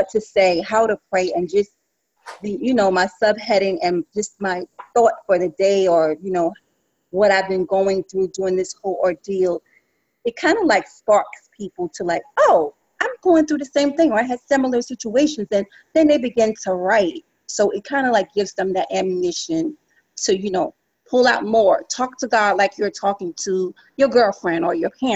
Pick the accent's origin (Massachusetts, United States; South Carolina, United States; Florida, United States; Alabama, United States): South Carolina, United States; now in New York City, United States; I am from South Carolina originally, from a rural farm